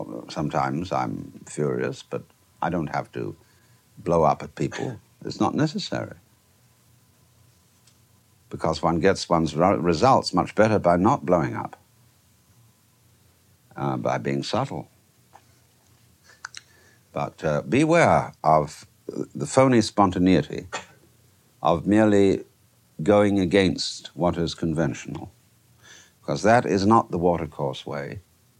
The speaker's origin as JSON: {"language": "English", "region": "England", "country": "United Kingdom", "moved": "yes", "said": "I, being an Englishman by origin, I have been brought up to preserve fairly good manners"}